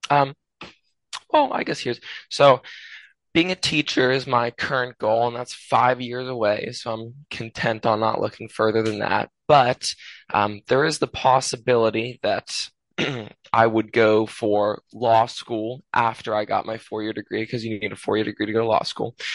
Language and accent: English; United States; I'm American